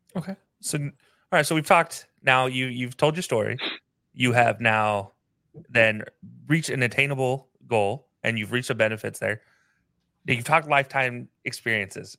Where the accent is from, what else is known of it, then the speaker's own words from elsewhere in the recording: Utah, United States; I lived growing up in Utah